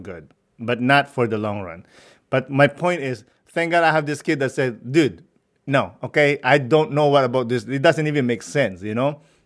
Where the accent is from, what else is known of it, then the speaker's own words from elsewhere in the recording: Philippines; growing up in the Philippines